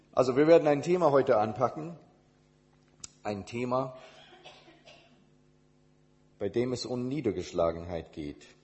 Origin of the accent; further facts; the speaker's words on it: Indonesia; also born or lived in United States / Switzerland; now in Germany; Ich bin in Indonesien, also in Amerika geboren, in Indonesien als äh, Kind von Missionars, Missionaren aufgewachsen und äh, dann zurück nach Amerika, um mein theologisches Studium zu machen